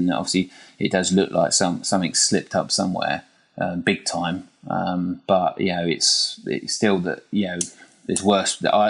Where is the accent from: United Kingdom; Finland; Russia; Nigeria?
United Kingdom; I think I see myself as lucky as being British and being able to live in Britain